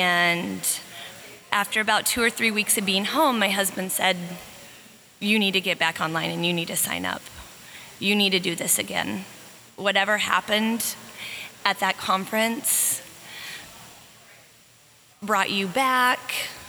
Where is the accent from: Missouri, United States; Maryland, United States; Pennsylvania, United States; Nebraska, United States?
Missouri, United States; Kansas City; I'm from Kansas City, Missouri, and I practice outpatient general pediatrics.